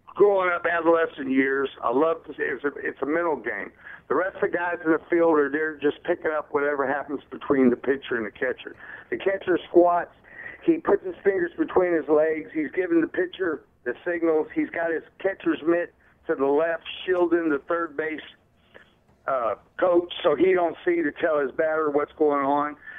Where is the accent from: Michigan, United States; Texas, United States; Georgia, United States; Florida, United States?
Texas, United States; Galveston; now in Louisiana, United States; I'm a I'm a Texan. I'm a Galveston born, just south of Houston. Grew up watching the Astros